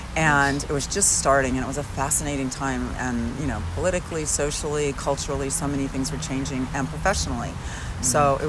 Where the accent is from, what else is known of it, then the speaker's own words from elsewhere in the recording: West Coast, United States; now in Tucson, United States; And I am from the West Coast, thought I was going to move back to the West Coast, and ended up in Tucson, not leaving, met my husband, and that's where we have our beautiful home